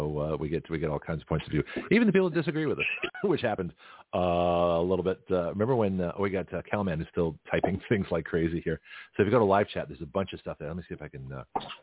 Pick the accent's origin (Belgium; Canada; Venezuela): Canada; moved away; I was born in Canada